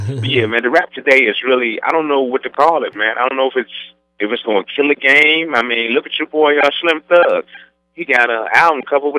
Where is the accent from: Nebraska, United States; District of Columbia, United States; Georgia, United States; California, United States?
District of Columbia, United States; Washington; now in St. Louis, United States; Washington, D.C., in my hometown